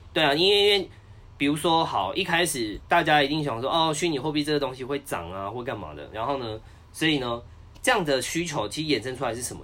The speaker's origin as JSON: {"language": "Chinese", "region": "Taichung", "country": "Taiwan", "moved": "as an adult", "lives_now": "Taipei, Taiwan", "said": "我是台中人 然后呢，当完兵就想说，想说在台中好好发展"}